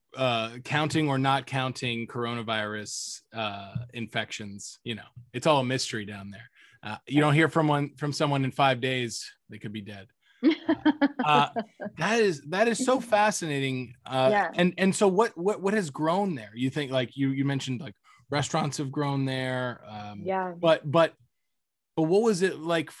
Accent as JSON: {"language": "English", "town": "Cape Coral", "region": "Florida", "country": "United States", "tie": "born or raised there", "said": "in Cape Coral, my hometown, Southwest Florida"}